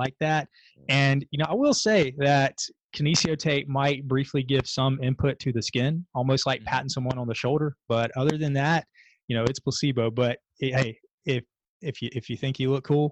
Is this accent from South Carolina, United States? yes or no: yes; Columbia, South Carolina, United States; my hometown